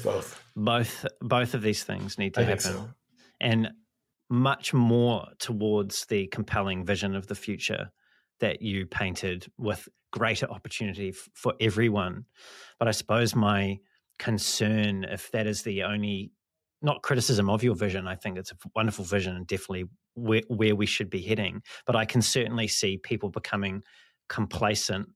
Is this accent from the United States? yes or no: no; New Zealand; I come from New Zealand. I live in New Zealand.